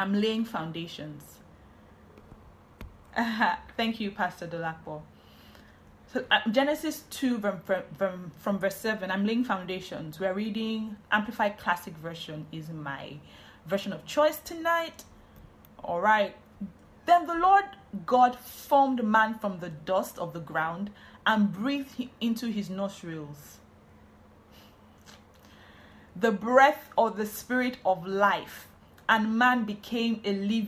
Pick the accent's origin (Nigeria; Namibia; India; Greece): Nigeria; Warri, Delta; also born or lived in Benin City, Nigeria; I'm from Warri. I lived in Benin City